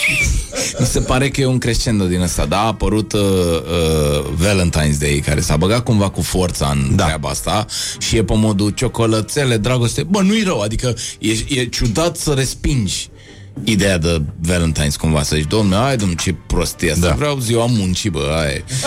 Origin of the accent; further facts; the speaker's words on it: Bucharest, Romania; eu am trăit aici, în, uh, eu sunt bucureștean